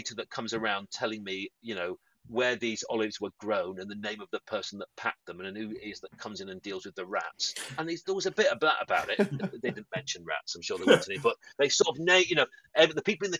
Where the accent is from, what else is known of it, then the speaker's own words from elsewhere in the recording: Yorkshire and the Humber, United Kingdom; I'm from Yorkshire.